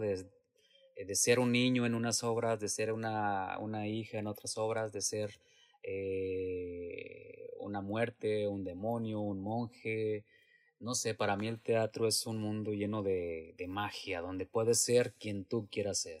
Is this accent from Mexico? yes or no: yes; Mexico; moved away as an adult; now in San Jose, United States